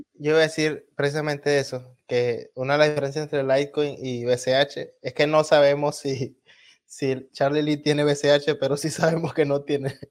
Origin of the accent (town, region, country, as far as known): Venezuela